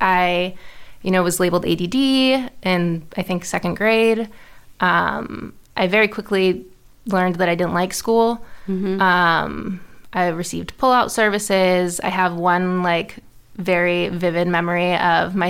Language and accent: English; Houston, Texas, United States; I grew up in Houston to an amazing family